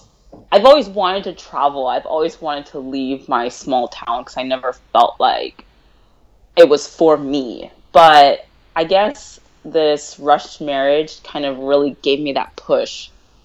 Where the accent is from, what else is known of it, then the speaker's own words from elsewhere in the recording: Bellevue, Nebraska, United States; I'm from Bellevue, Nebraska. It's like a little suburb out of the big city, Omaha.